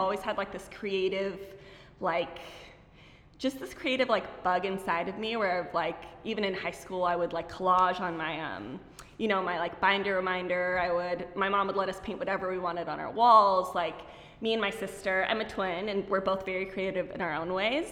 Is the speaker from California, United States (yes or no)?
yes; Pasadena, California, United States; i was born in here in la so i know so many people like are like from other places, but I was born here in Pasadena.